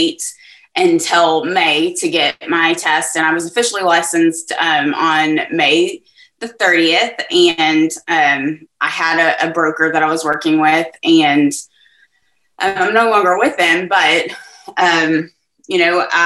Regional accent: Texas, United States; So I'm from Texas. I am in Southeast Texas, which is in between Houston and Lake Charles. In a town called Beaumont.

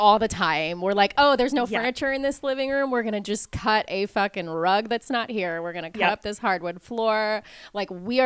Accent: Portugal; I was born in Portugal, which is a coastal country

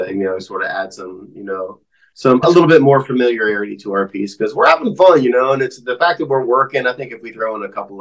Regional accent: Jefferson County, Eastern Ohio, United States; I grew up in Eastern Ohio and in Jefferson County over there

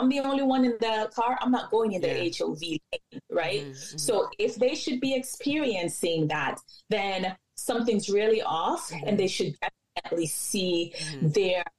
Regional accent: Jamaica; I'm Jamaican.

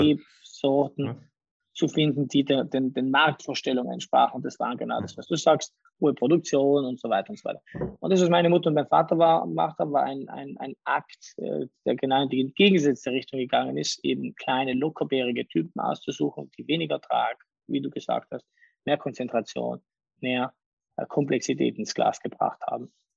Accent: Bolzano, Trentino-Alto Adige, Italy; also born or lived in Salurn, South Tyrol; ich habe zum Teil meine Kindheit in den Bergen oberhalb von Salurn in Südtirol verbracht, dann in der Stadt in Bozen

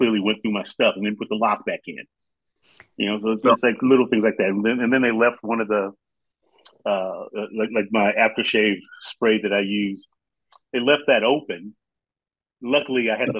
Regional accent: Compton, California, United States; I grew up in like urban LA, and I grew up in Compton

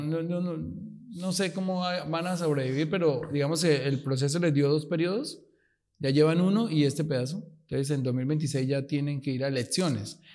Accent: Colombia; Nosotros nos quedamos a luchar en Colombia.

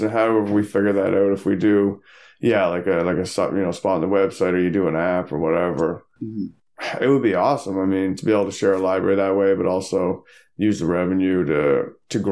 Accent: Newfoundland and Labrador, Canada; moved away; I'm from Newfoundland

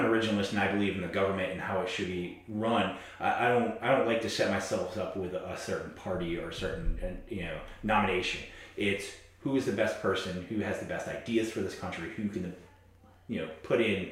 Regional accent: New York, United States; moved away as an adult; now in South Carolina, United States; My original background is from New York

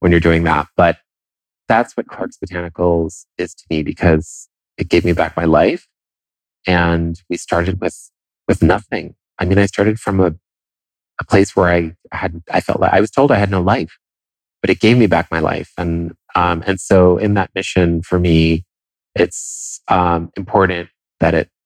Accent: Italy; first language Italian; English is a second language; moved away; I grew up in Italy. And so Italian was my first language

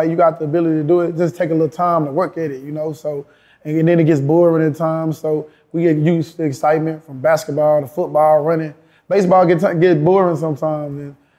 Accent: Houston, Texas, United States; I'm from Houston, Texas, born and raised. You know, spent my first 17 years right inside the hood, Fifth Ward, Harder Street, to be exact.

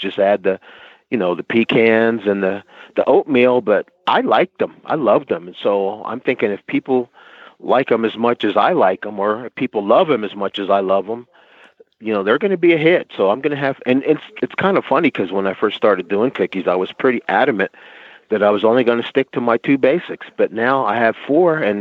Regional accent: New Jersey, United States; I'm from New Jersey

